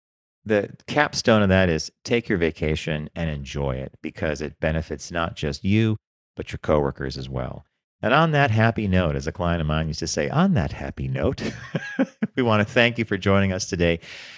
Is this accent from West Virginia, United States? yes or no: no; Palm Springs, California, United States; I grew up in Palm Springs. Every year it's water. We're going to run out of water.